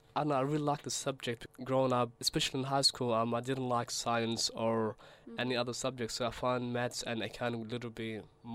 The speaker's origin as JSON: {"language": "English", "country": "Australia", "tie": "born or raised there", "also_born_or_lived": "Somalia", "second_language": "English", "said": "I say Australia and Somalia are definitely home to me."}